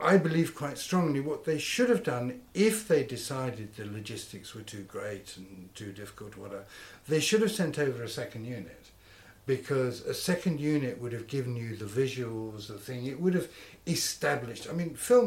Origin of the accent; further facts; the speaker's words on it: Guernsey; I was brought up in Guernsey